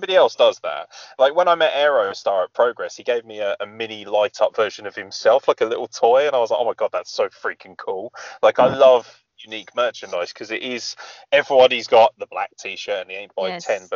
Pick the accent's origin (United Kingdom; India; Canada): United Kingdom; England; us who live in England